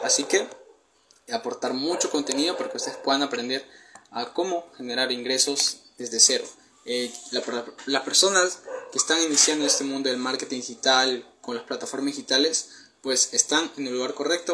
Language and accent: Spanish; Peru; tengo 19 años, soy de Perú